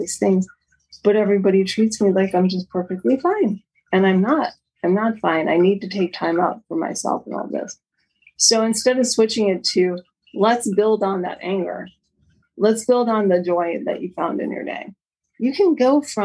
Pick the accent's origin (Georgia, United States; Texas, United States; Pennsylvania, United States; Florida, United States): Florida, United States; Miami; also born or lived in New York City, United States / San Jose, United States; now in Sierra foothills, California, United States; When I was 8, we moved to Miami